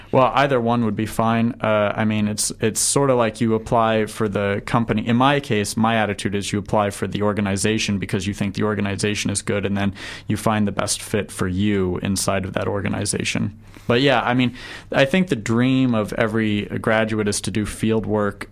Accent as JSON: {"language": "English", "area": "right outside of Washington D.C.", "region": "Virginia", "country": "United States", "tie": "born or raised there", "also_born_or_lived": "San Antonio, Texas", "moved": "as an adult", "lives_now": "New Zealand", "said": "I grew up right outside of Washington D.C."}